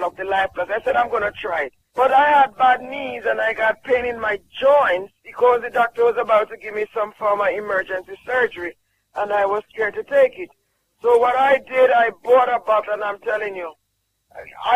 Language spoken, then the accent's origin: English; Jamaica; I'm from Jamaica